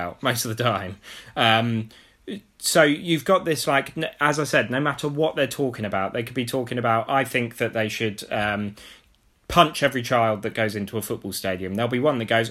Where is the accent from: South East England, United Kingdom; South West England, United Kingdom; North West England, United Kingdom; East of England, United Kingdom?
South East England, United Kingdom; Abingdon; growing up in Abingdon, I was an Oxford fan